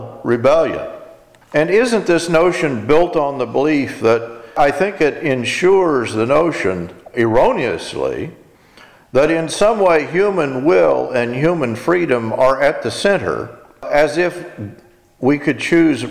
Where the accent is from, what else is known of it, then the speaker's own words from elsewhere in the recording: Texas, United States; I'm an American. I'm in Texas